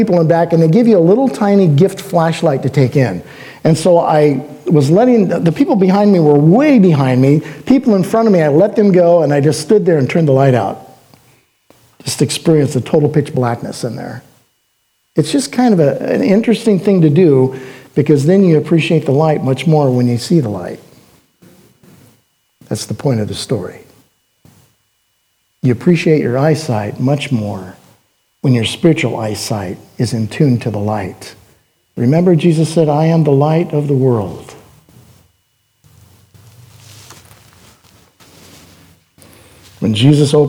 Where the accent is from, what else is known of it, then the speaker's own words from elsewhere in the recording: Oregon, United States; I'm from Oregon